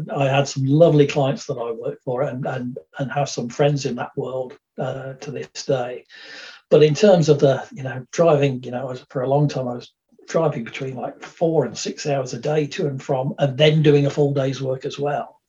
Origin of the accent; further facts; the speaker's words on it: Dudley, West Midlands, United Kingdom; moved away; also born or lived in Birmingham; I was born in Birmingham, and for the first part, part of my life, lived in, in the West Midlands. So this was around Dudley, Rowley Regis, quite an industrial area, which is known as the Black Country